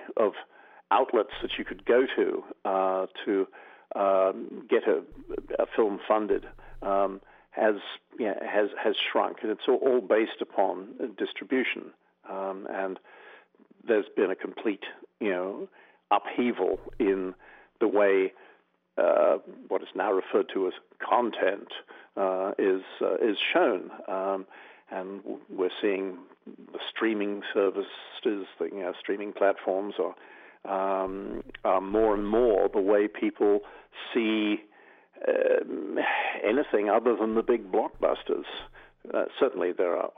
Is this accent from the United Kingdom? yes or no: yes; England, United Kingdom; moved away as an adult; also born or lived in Australia; I grew up in England, but I then moved to the land of my father when I was just 19 turning 20, and I went to Australia